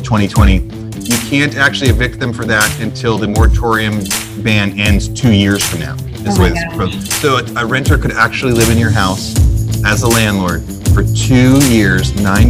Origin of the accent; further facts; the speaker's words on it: Oregon, United States; moved away; Where I grew up in Oregon, we were always driving around in heavy snow.